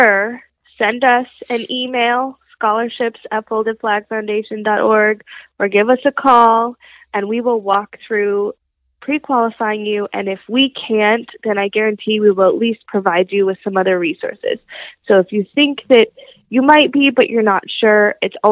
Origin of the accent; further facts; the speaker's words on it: Las Vegas, Nevada, United States; growing up in Las Vegas, you're always told the house always wins